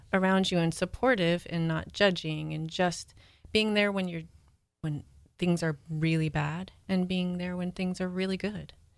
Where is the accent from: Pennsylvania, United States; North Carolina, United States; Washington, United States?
Washington, United States; moved away; Washington, where I'm from